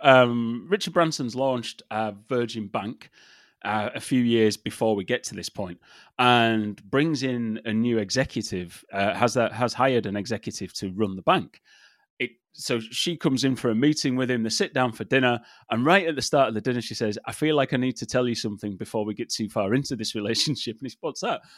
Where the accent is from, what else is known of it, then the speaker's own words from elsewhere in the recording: England, United Kingdom; I grew up in England